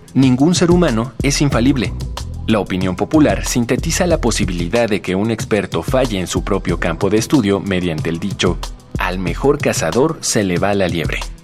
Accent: Bogotá, Colombia; soy de acá de Bogotá

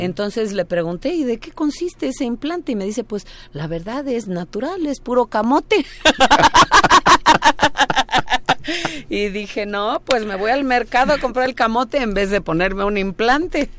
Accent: Oaxaca, Mexico; mi tierra, ahora que estoy en Oaxaca

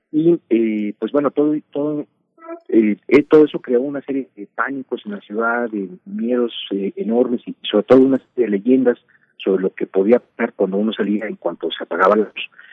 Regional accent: Tampico, Tamaulipas, Mexico; mi infancia en Tampico, Tamaulipas.

